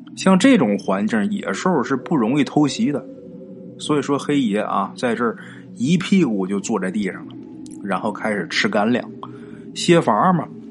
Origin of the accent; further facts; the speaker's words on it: Northeast China, China; 也是我的家乡，在咱们东北啊